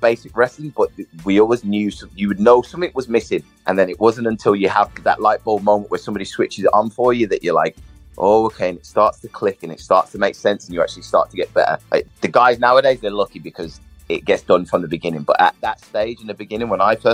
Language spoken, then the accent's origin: English; Birmingham, West Midlands, United Kingdom; moved away as an adult; also born or lived in Manchester; I was born in Birmingham, lived in Birmingham until I came to uni. And I came to uni late. So I was probably in Birmingham for like the first 21 to 22 years of my life.